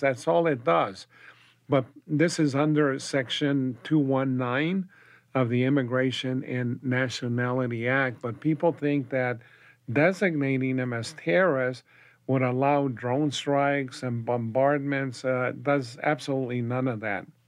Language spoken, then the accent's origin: English; Española, New Mexico, United States; also born or lived in Las Cruces, New Mexico; I was born and raised in Espanola, New Mexico